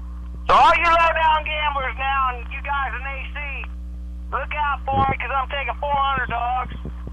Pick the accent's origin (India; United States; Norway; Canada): United States; Minneapolis, Minnesota; moved away; also born or lived in Dallas; I'm originally from Minneapolis.